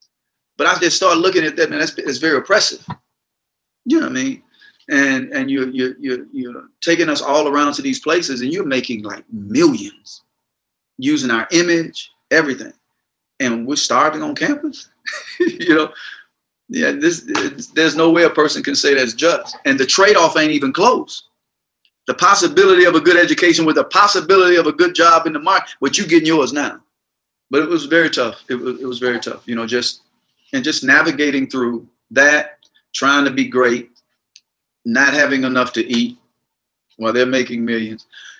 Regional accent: the South, United States; growing up in the South, you're conditioned.

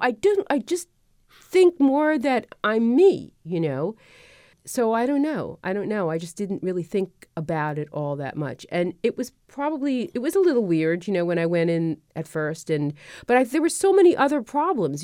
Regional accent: New York City, New York, United States; moved away; I grew up in Brooklyn

